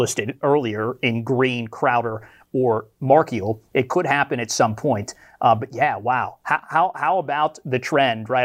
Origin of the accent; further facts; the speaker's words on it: Western Pennsylvania, United States; Growing up in Western Pennsylvania